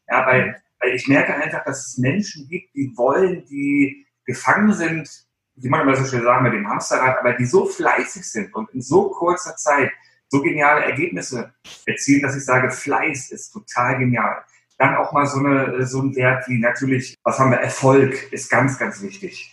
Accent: Baltic Sea coast, Germany; Ich bin an der Ostsee groß geworden, also ich bin so ein Klippenkotzer

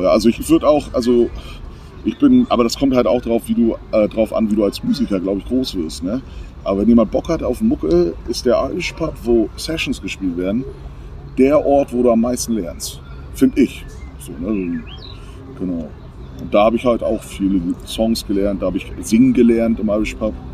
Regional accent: Berlin, Germany; aber ich komme ja aus Berlin und äh, viele meiner Klassenkameraden und Freunde, also ich bin deutsch-amerikanisch eigentlich groß geworden

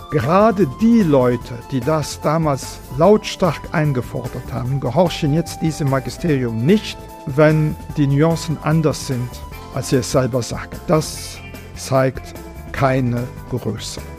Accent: Vianden, Luxembourg; einem kleinen Burgstädtchen an der deutschen Grenze, einem riesigen Schloss, äh, drei Kirchen, Ringmauer.

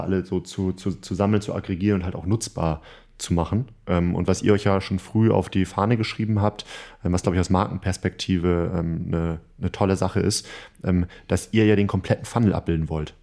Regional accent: Northern Germany, Germany; wir Norddeutschen

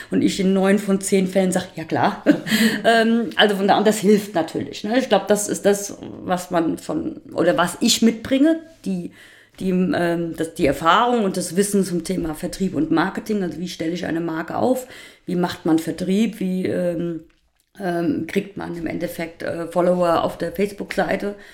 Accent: Hesse, Germany; Also ich bin gebürtige Rheingauerin. Ich bin äh, hier groß geworden

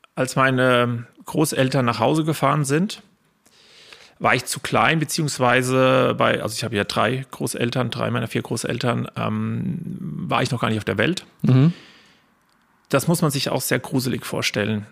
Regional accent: Lettgenbrunn, Hesse, Germany; in der Heimat, da wo ich Kind war, da wo ich Jugend war, da wo ich mit äh, Menschen aufgewachsen bin

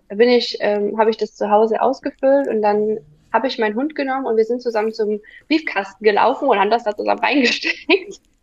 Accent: near Dresden, Saxony, Germany; ich komme aus der Nähe von Dresden. Hier wohne ich

